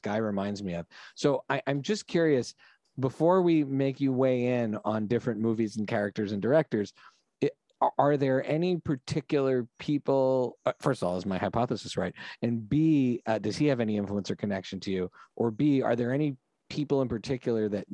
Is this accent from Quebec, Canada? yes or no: yes; Montreal, Quebec, Canada; moved away; we grew up in in Montreal